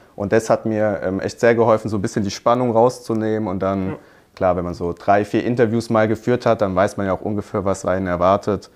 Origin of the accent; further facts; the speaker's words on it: Hockenheim, Baden-Württemberg, Germany; ich komme aus Hockenheim, Hockenheimring, mhm. kennt man ja vielleicht. Ähm, da habe ich mein Abi gemacht